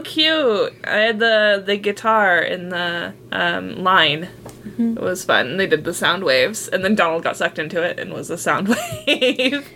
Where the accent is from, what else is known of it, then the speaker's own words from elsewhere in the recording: California, United States; we grew up in California